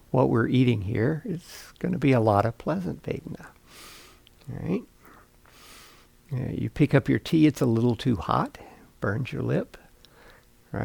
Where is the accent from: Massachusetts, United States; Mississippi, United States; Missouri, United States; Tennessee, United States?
Mississippi, United States; When I was a kid, I grew up in Mississippi